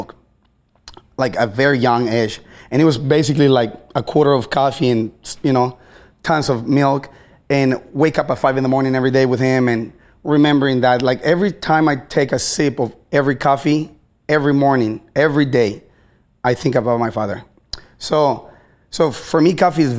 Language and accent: English; Baja California, Mexico; now in Seattle, United States; I'm from Baja California, Mexico. So I am a foreigner